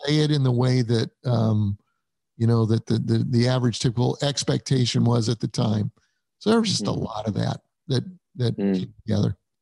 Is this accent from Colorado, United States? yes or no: yes; Denver, Colorado, United States; moved away as an adult; also born or lived in Illinois; I was raised in Denver, Colorado.